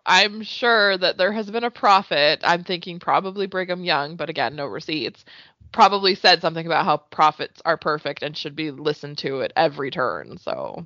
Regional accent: Canada; as a Canadian

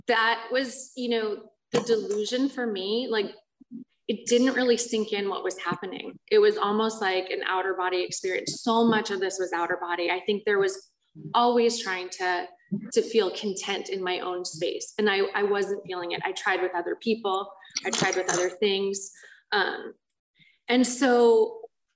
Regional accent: Culver City, California, United States; I grew up in Culver City in Los Angeles

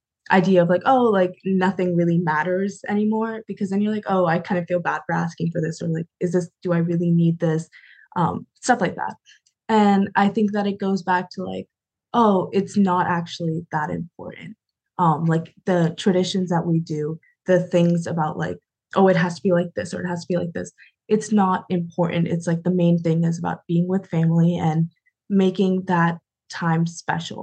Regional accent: Cheshire, Connecticut, United States; I grew up kind of in Cheshire, Connecticut, and there it was a predominantly white community

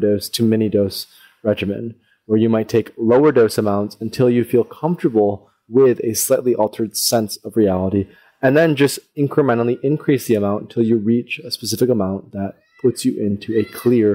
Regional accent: Holland, Michigan, United States; where I grew up in Holland, Michigan.

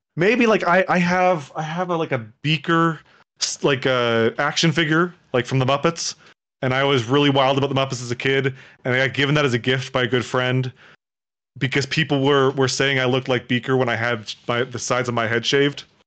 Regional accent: Toronto, Ontario, Canada; I'm from Toronto.

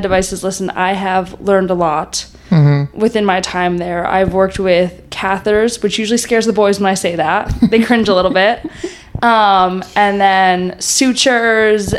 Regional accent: Newtown, Connecticut, United States; moved away as an adult; now in Boston, United States; I'm originally from Newtown, Connecticut

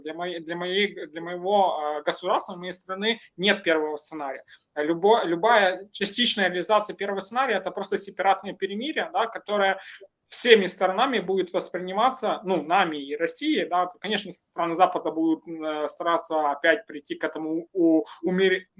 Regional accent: Ukraine; Russian is a second language; мое государство Украина

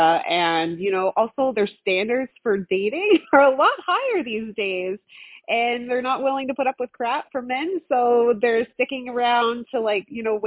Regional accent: Newfoundland and Labrador, Canada; moved away as an adult; now in Saskatchewan, Canada; I'm originally from Newfoundland. So my mother, she was born and raised in Newfoundland

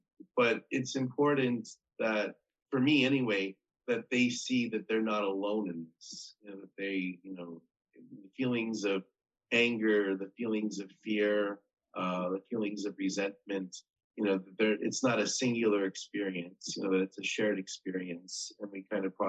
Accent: United States; I'm an American, and so that was a big thing.

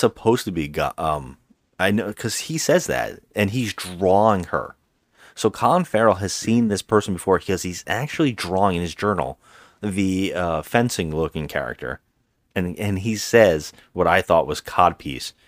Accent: Ireland; as an Irishman

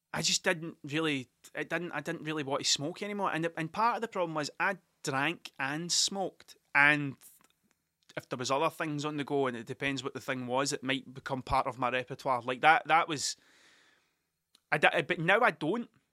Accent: Scotland, United Kingdom; Scottish people aren't very good at telling things that they're good

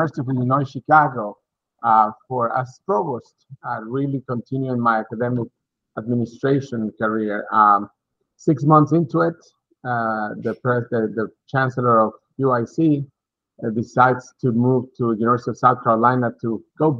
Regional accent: Mexico; moved away as an adult; also born or lived in Texas, United States; now in Massachusetts, United States; originally from Mexico, I grew up in Mexico, started my bachelor's degree there, finished my bachelor's degree in economics at Monterey Tech, Mexico

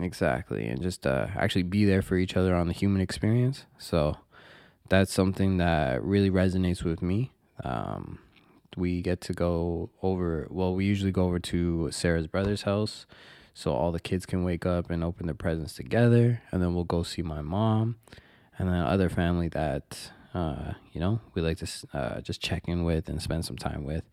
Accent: Toronto, Ontario, Canada; born and raised in Toronto. I was, uh, born in North York, and then, uh, most of my formative years were, took place in Scarborough, Markham and Eglinton

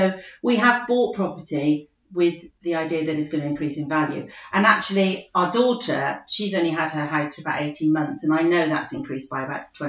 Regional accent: United Kingdom; We're very British and think if we own our own house, we've really achieved something, don't we?

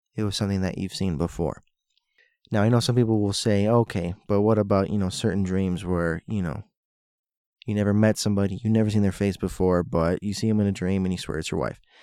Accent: Florida, United States; moved away; also born or lived in Hialeah / Miami Beach / North Miami Beach / Sunny Isles; I grew up in Florida. I was born and raised there

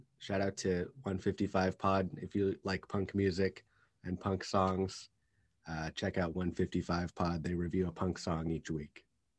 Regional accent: Kirkland, Washington, United States; In Kirkland, Washington, really, but Seattle area.

